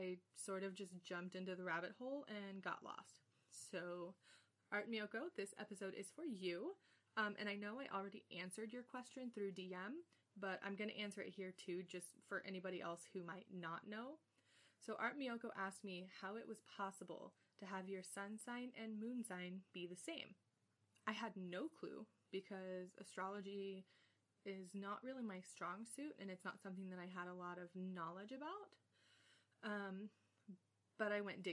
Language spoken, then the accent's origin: English; Bakersfield, California, United States; I was born on November 8th, 1991 at 6:50 p.m. Pacific Standard Time in Bakersfield, California